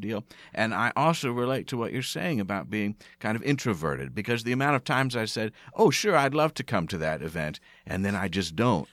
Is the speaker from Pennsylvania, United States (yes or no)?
yes; outside of Philadelphia, Pennsylvania, United States; moved away; also born or lived in Bryn Mawr / Providence, Rhode Island; I grew up outside of Philadelphia